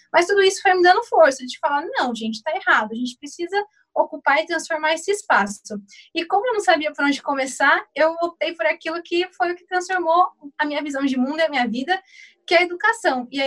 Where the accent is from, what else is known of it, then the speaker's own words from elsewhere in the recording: São Paulo, Brazil; do extremo de São Paulo, só que do outro lado da cidade, da Zona Norte. Eu sou aqui da Vila Mazei